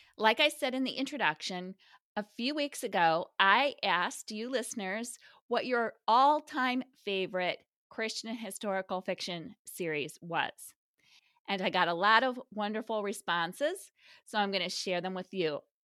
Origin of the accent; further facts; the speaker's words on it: Midwest, United States; as a Midwesterner familiar with Southwest Michigan